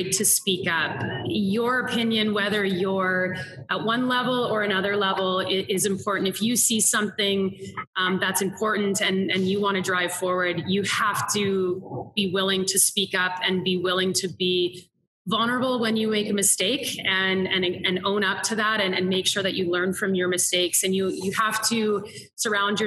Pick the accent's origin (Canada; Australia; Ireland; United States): Canada; Saskatchewan; I grew up in Saskatchewan, and we are touted as the breadbasket of the world